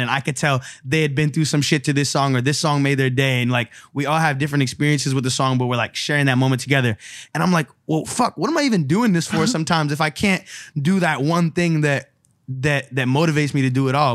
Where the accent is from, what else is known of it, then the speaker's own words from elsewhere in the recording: San Francisco, California, United States; growing up in San Francisco, you know, there's a lot of Chinese culture and heritage there